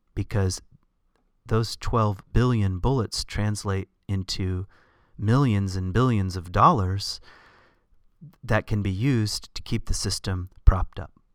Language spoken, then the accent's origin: English; the South, United States; I grew up in the South